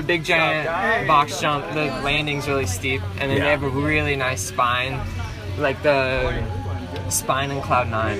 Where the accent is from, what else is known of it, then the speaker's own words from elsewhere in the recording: Holly Springs, North Carolina, United States; I'm from Holly Springs, North Carolina